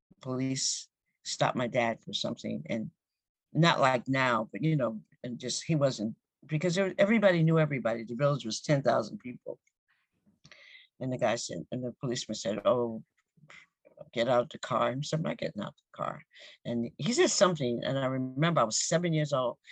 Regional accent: Westbury, New York, United States; I grew up in Westbury, Long Island

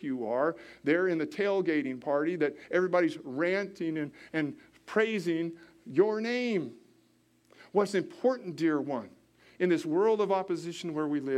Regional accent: Washington, United States; now in Indianapolis, United States; I had a friend growing up in Washington State.

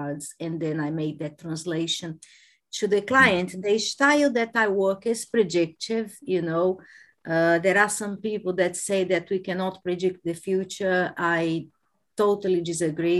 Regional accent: Brazil; moved away as an adult; now in United Kingdom; I am originally from Brazil, but I have been living in the UK for the past 22 years.

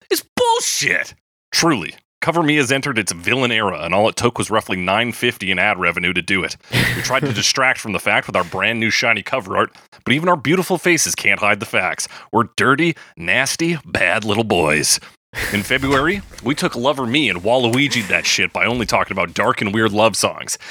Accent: Canada; we're Canadian

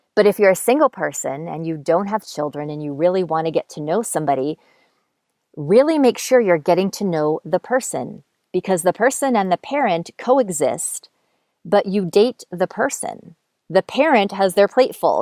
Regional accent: Montoursville, Pennsylvania, United States; moved away; "Montoursville," which is where I grew up. That's my hometown.

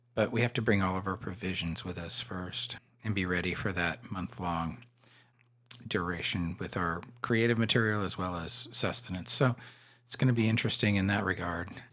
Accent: Florida, United States; growing up in Florida in the seventies and, uh, early eighties

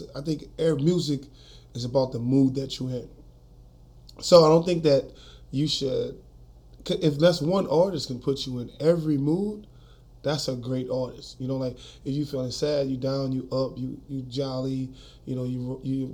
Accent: New Orleans, Louisiana, United States; I'm from New Orleans

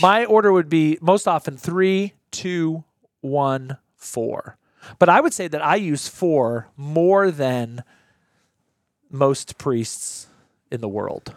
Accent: United States; I'm an American

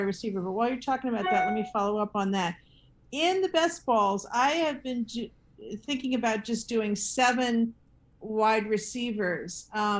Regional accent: New York, United States; moved away as an adult; now in Boston, United States; I grew up in New York

